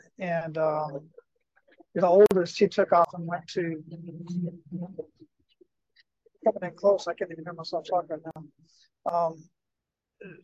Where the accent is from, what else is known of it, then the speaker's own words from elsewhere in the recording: Phoenix, Arizona, United States; moved away as an adult; also born or lived in Germany / El Paso, Texas; I'm from Phoenix, Arizona, born and raised.